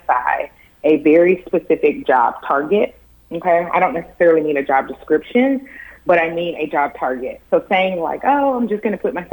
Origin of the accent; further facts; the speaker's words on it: Tennessee, United States; I'm from Tennessee, went to the University of Tennessee